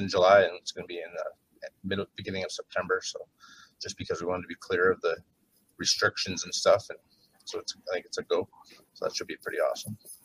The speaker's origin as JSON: {"language": "English", "town": "Williams Lake", "region": "British Columbia", "country": "Canada", "tie": "born or raised there", "also_born_or_lived": "Victoria", "said": "this is Winslake is my hometown"}